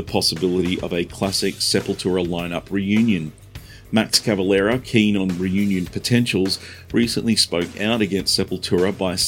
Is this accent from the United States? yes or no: no; Perth, Western Australia, Australia; Hailing from my hometown of Perth, Australia